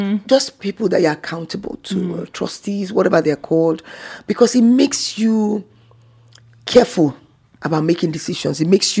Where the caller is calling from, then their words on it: Zamfara, Nigeria; I'm calling from Zamfara State in Nigeria.